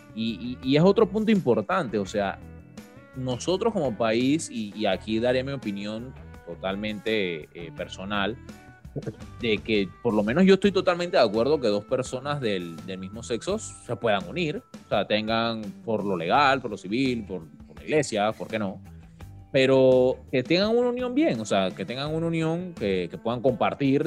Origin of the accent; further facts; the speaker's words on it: Panama; como panameños, como país